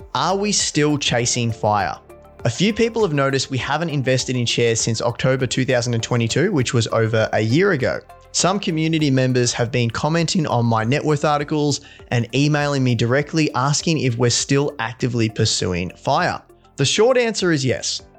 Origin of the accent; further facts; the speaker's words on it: Victoria, Australia; also born or lived in London; back into my hometown in Victoria